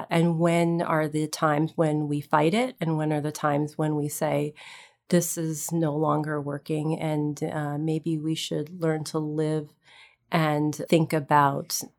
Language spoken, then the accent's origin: English; New York, United States; So I'm from upstate New York. I am the child of immigrants from India, and my father came here for his PhD in physics and brought my mom. And we grew up in various places